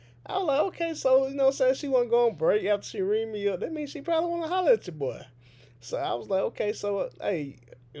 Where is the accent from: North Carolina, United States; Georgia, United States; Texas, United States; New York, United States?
Georgia, United States; Atlanta; I'm from Atlanta